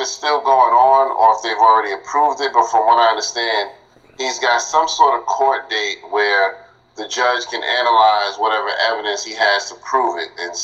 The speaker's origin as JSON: {"language": "English", "country": "United States", "tie": "born or raised there", "said": "I was born here, so I'm American."}